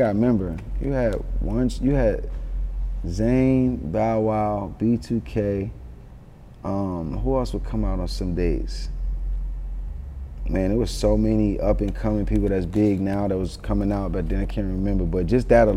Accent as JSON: {"language": "English", "town": "Atlanta", "region": "Georgia", "country": "United States", "tie": "born or raised there", "also_born_or_lived": "Yonkers, New York", "said": "I'm from Atlanta, but I was born in Yonkers, raised in Atlanta. But I was been in Atlanta since I was 3 years old."}